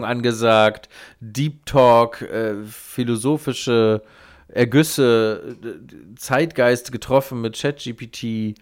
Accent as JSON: {"language": "German", "country": "Germany", "said": "ich als Deutscher"}